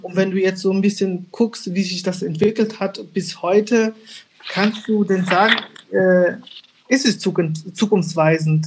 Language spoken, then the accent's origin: German; Angola; now in Germany; ich bin äh, gebürtig in äh, Angola, geboren, also gebürtig, gebürtiger Angolaner.